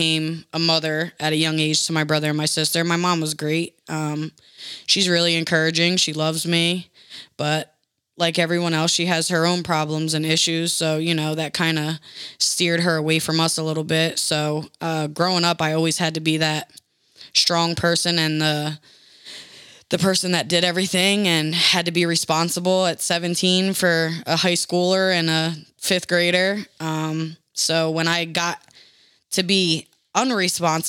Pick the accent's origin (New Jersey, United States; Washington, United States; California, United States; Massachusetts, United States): New Jersey, United States; Trenton; moved away as an adult; also born or lived in Indianapolis, Indiana; now in Indiana, United States; I'm originally from New Jersey